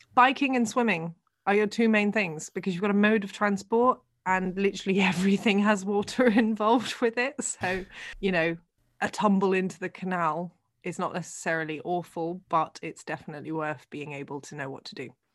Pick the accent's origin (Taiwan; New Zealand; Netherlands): Netherlands; accent: English; growing up here